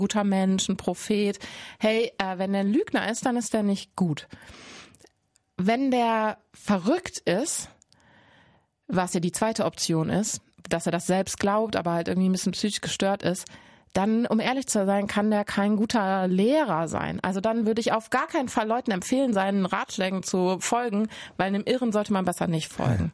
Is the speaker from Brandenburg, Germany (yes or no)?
no; Cologne, North Rhine-Westphalia, Germany; ich komme aus Köln